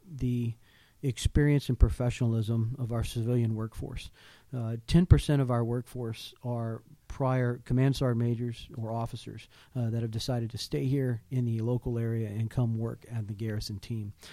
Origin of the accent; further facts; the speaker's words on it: Houston, Texas, United States; born there; also born or lived in Hawaii; I was born in Houston, Texas, uh, but I grew up as a military brat. Um, my father was in the army as a pilot, so we moved around a lot. Um, left Houston, and I went to I did high school in, in Hawaii, actually.